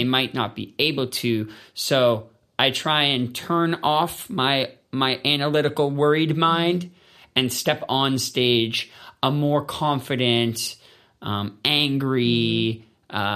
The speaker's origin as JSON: {"language": "English", "country": "Canada", "said": "And so being Canadian uh, taught me how to feel a part of something bigger."}